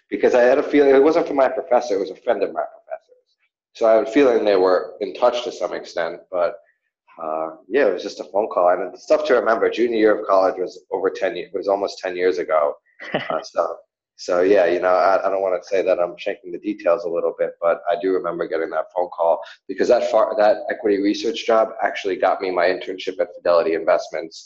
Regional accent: New York, United States; moved away as an adult; also born or lived in Australia; growing up in New York and just, you know, it was always kind of the same

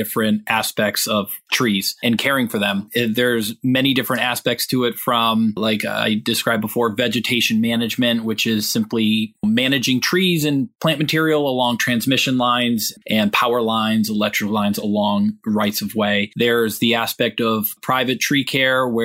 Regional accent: Western Massachusetts, United States; I was born and raised in Western Massachusetts.

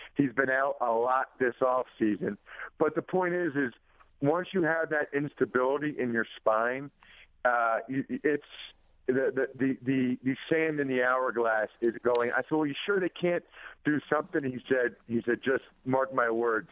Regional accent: Reading, Pennsylvania, United States; my hometown of Reading, Pennsylvania

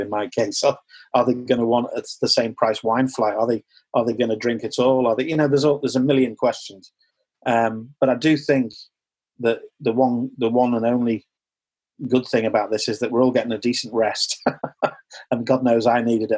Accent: United Kingdom; as British people

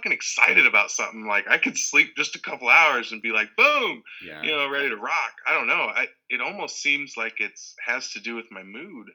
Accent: Michigan, United States; born or raised there; also born or lived in Fountain Valley, California / California / Wyoming

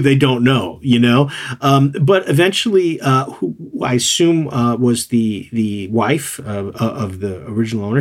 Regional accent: New York City, New York, United States; moved away as an adult; also born or lived in Tokyo region; now in Tokyo, Japan; I was from New York City

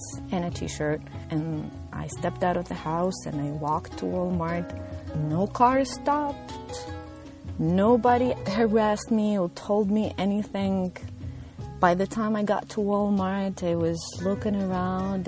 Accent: Tunisia; moved away as an adult; also born or lived in Northeastern United States / Kentucky; now in Louisville, United States; I am originally from Tunisia

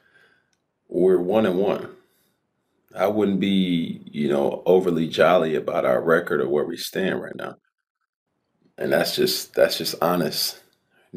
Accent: Atlanta, Georgia, United States; growing up in Atlanta

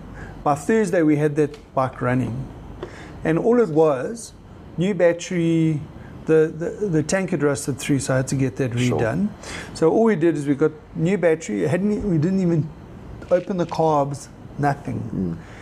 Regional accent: Witbank, Mpumalanga, South Africa; moved away; I grew up and worked in Witbank for quite a while. And I had some buddies there.

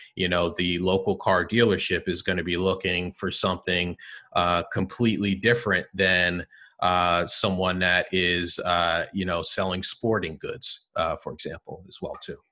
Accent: New Jersey, United States; I'm a Jersey guy, born and raised in, in New Jersey

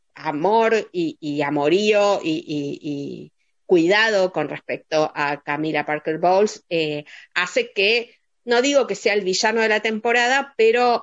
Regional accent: Argentina; nosotros como espectadores argentinos

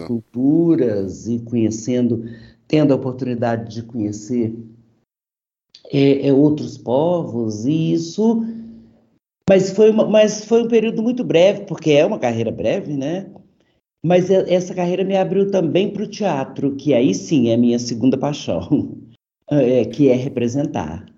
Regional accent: Brazil; moved away as an adult; also born or lived in Europe; depois que eu saí do Brasil

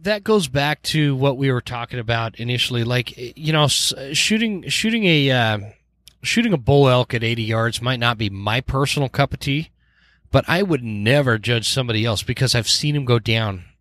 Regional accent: Utah, United States; now in Idaho Falls, United States; I am from Utah. I'm born and raised in Utah

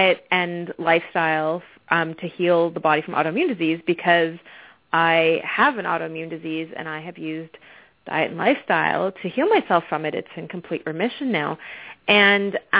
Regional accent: Victoria, British Columbia, Canada; accent: Canadian twang; moved away as an adult; also born or lived in Arizona; now in Atlanta, United States; I'm actually Canadian. I grew up on the west coast of Canada.

